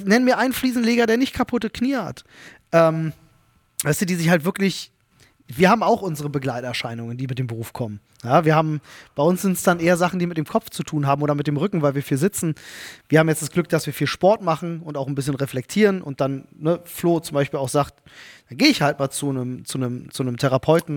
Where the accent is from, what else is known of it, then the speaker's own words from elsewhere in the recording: Berlin, Germany; accent: Berlinerisch; in Kontakt mit bestimmten Menschen fange ich an zu Berlinern